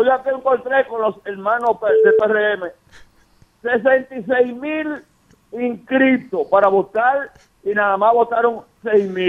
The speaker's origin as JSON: {"language": "Spanish", "town": "Loma de Cabrera", "region": "Dajabón", "country": "Dominican Republic", "said": "Yo soy el Loma de Cabrera, conozco la región."}